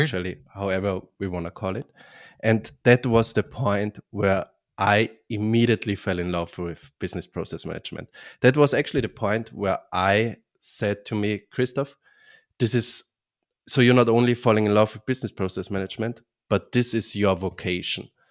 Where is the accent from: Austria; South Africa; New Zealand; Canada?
Austria; Vienna; now in Bavaria, Germany; I'm originally from Austria, Vienna, from the beautiful city Vienna, but live now in southern Germany, in Bavaria